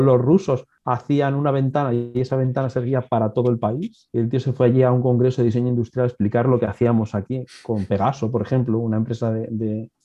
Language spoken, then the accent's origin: Spanish; Alicante, Valencian Community, Spain; born or raised there